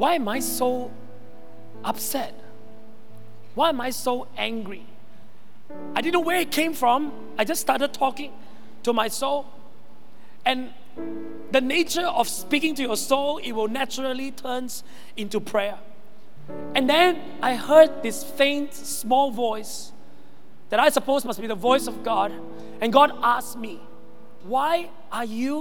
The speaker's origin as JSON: {"language": "English", "country": "Malaysia", "also_born_or_lived": "Sabah", "said": "I'm Malaysian."}